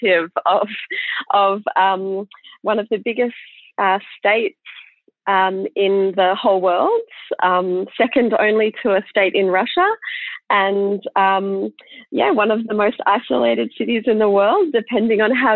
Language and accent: English; Perth, Western Australia, Australia; accent: Australian; I'm calling from Perth in Western Australia.